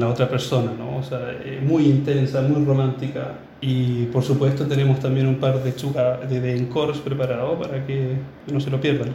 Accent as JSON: {"language": "Spanish", "country": "Chile", "also_born_or_lived": "Berlin", "said": "intérprete chileno"}